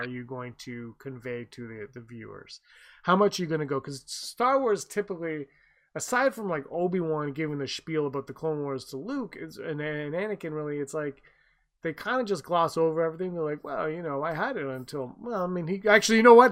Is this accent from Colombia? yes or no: no; Canada; we're Canadian